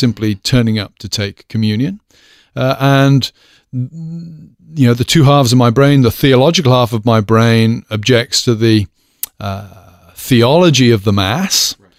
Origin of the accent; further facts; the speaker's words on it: United Kingdom; moved away as an adult; now in United States; as a British person